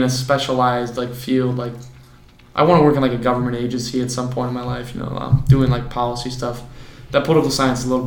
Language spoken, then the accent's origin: English; Oswego, United States; So we're all from Oswego, went to the same high school